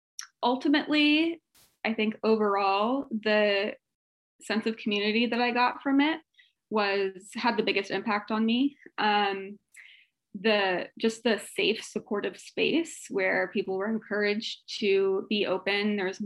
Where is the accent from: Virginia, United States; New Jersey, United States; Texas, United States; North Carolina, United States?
Virginia, United States; moved away as an adult; now in San Diego, United States; I am from the East Coast, from Virginia most recently, moved to San Diego in 2019, right before COVID pretty much.